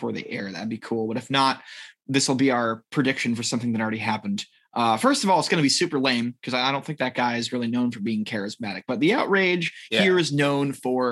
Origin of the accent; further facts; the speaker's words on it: Northeast United States, United States; I grew up in Northeast America.